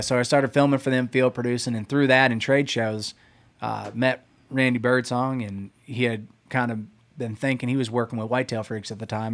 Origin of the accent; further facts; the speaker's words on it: Pennsylvania, United States; When I grew up hunting in Pennsylvania